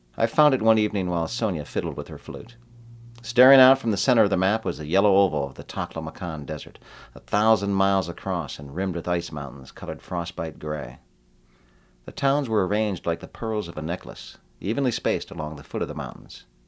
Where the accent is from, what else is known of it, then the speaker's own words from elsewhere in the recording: Tucson, Arizona, United States; also born or lived in San Diego; I am from Tucson, Arizona, and I, I still live there